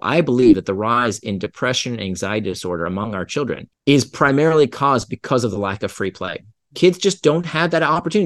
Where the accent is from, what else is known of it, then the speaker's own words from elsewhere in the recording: Central Florida, United States; I grew up in Central Florida